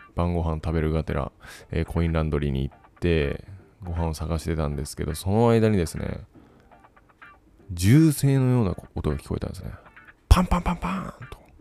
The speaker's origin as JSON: {"language": "Japanese", "region": "Fukuoka", "country": "Japan", "also_born_or_lived": "Kumamoto", "moved": "as an adult", "lives_now": "Taiwan", "said": "出身が福岡ですと。あ、自分と一緒"}